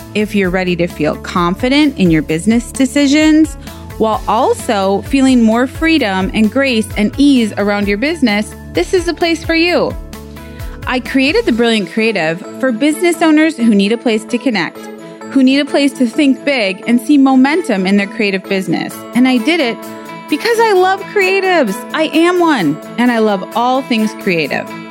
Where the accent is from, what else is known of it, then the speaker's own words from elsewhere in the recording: Minnesota, United States; I'm from Minnesota, land of ten thousand lakes. there are a lot of lakes here